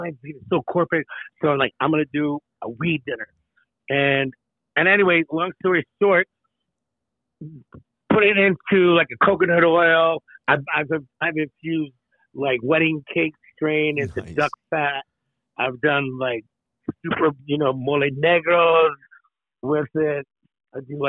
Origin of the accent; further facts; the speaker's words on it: Tracy, California, United States; moved away as an adult; also born or lived in Hawaii / Chicago / Los Angeles / New York City; now in Aspen, United States; I was born in Tracy, California. What's up, 95376? That's my, San Joaquin Valley